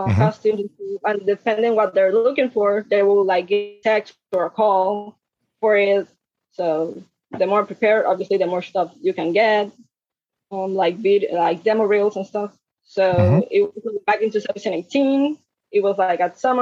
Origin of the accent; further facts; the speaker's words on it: Puerto Rico; moved away as an adult; now in Brooklyn, United States; I'm from Puerto Rico.